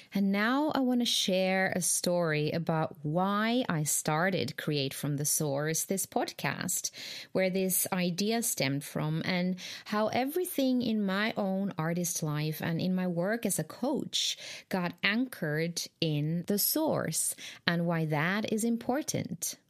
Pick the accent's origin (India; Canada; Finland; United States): Finland; moved away; I'm originally from Finland